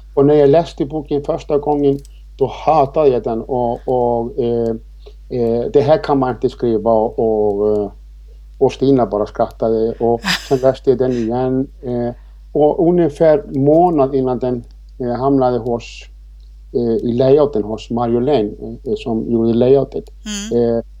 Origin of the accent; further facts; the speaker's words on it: Iceland; now in Sweden; Jag är född och uppvuxen på Island men jag har bott här i 26 år i det här fantastiska fina Sverige